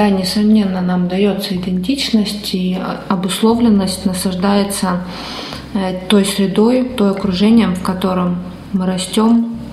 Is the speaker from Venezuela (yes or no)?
yes; Caracas, Capital District, Venezuela; что я из Венесуэлы, что я родился в столице моей страны, в Каракасе.